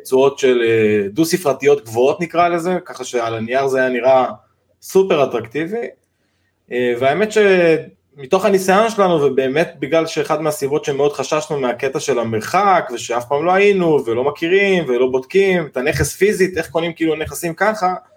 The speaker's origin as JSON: {"language": "Hebrew", "town": "Giv'at Ze'ev", "region": "Judea and Samaria", "country": "Israel", "tie": "born or raised there", "moved": "yes", "lives_now": "Rosh HaAyin, Israel", "said": "שני חברי ילדות שגדלנו בגבעת זאב בירושלים"}